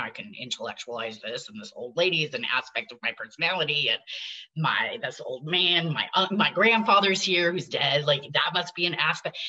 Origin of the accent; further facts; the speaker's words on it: Hawaii, United States; also born or lived in upstate New York; the land I grew up on in Hawaii in this valley